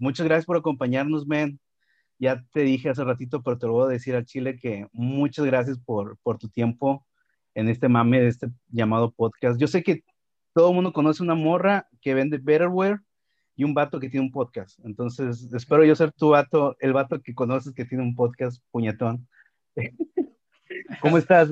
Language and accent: Spanish; Monterrey, Nuevo León, Mexico; lo que somos los regiomontanos